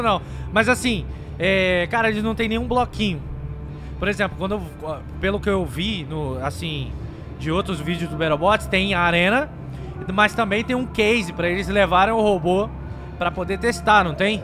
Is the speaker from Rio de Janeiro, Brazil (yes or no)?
yes; Rio de Janeiro, Brazil; eu sou carioca.